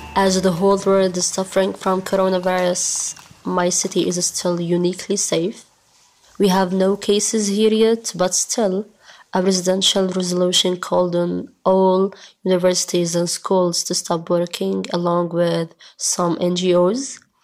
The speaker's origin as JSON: {"language": "English", "region": "Gaza Strip", "country": "Palestine", "said": "I'm from Gaza. I live in the north in one of the most crowded camps of this Strip, called Jabalia Camp."}